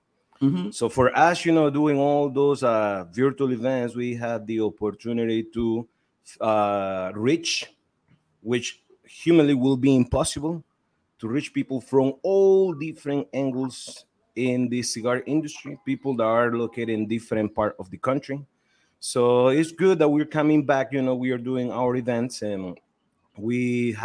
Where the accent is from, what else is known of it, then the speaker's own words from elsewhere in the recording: Estelí, Nicaragua; I'm from Esteli, Nicaragua. I was born and raised in Esteli.